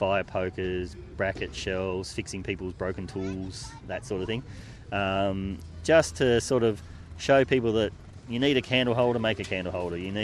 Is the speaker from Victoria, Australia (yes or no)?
no; Longford, Tasmania, Australia; I grew up around Cressy Longford.